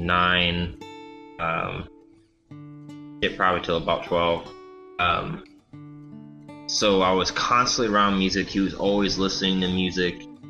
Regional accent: Rollin, Michigan, United States; also born or lived in Battle Creek, Michigan / Kalamazoo, Michigan; I'm from originally Rolland, Michigan, which is a small highway

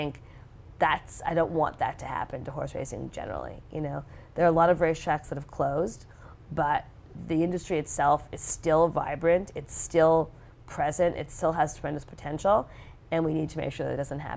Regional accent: Montreal, Quebec, Canada; moved away; also born or lived in Singapore / Geneva, Switzerland; I grew up in Montreal, Canada

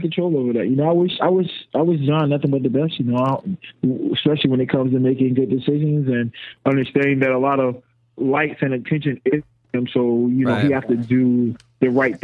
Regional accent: North Carolina, United States; And I'm from North Carolina.

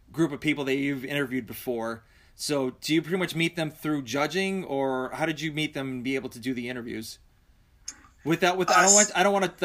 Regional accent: Massachusetts, United States; I'm from Massachusetts

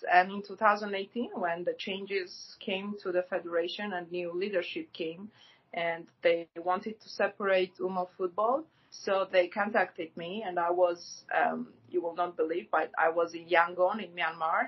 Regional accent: Gyumri, Shirak, Armenia; moved away; I'm from Gyumri, so I lived there till uh, 1999.

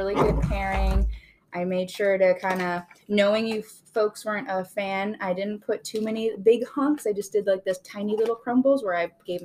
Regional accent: Illinois, United States; We're from Illinois

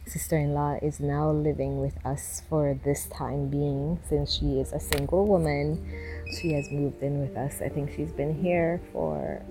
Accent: Belize; I am from Belize, Central America

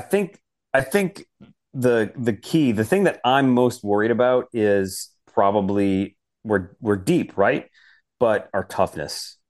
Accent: Detroit, Michigan, United States; moved away; I grew up in Detroit, so I'm born and raised a Detroit Red Wings fan

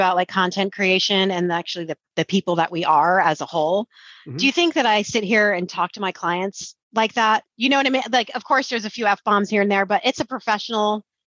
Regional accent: East Coast, United States; I grew up in the East Coast, very straightforward

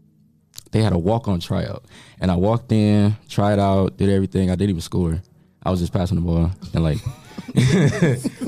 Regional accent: Toledo, Ohio, United States; I'm from Toledo

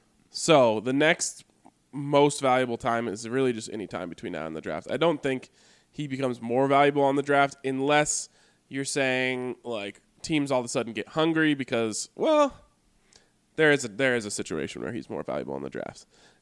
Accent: Colorado, United States; We're both born and raised in Colorado.

